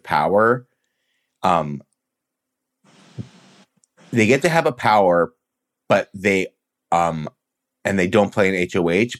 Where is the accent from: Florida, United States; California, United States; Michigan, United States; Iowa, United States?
California, United States; Los Angeles; I'm from